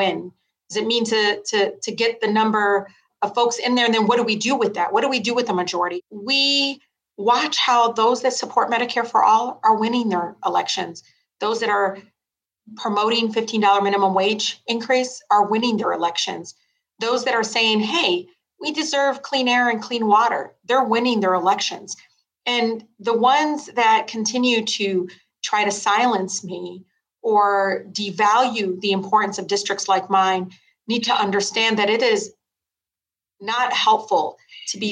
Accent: Detroit, Michigan, United States; I grew up in Southwest Detroit

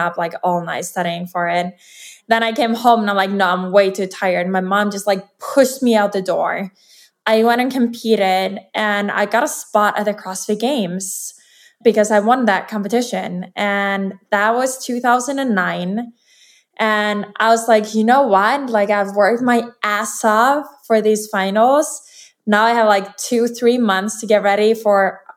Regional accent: Iceland; I'm from Iceland, and I'm a professional athlete

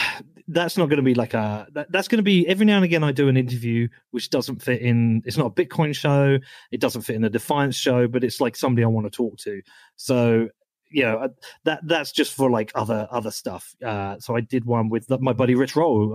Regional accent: United Kingdom; moved away as an adult; now in Texas, United States; I'm from the UK where we don't really have guns

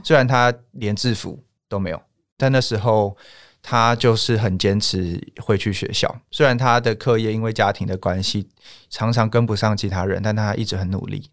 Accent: Taiwan; 所以真的在尼泊尔就只有我们台湾人在戴口罩

